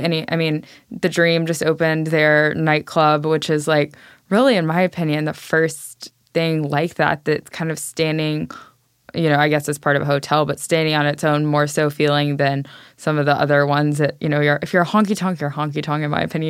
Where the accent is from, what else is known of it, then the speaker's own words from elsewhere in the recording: Nashville, Tennessee, United States; I am from Nashville originally